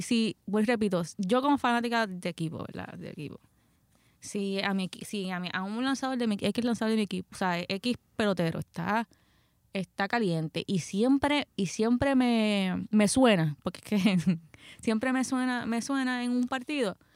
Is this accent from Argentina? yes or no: no; Puerto Rico; soy puertorriqueña